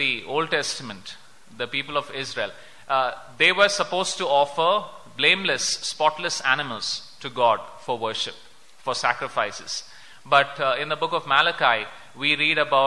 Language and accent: English; India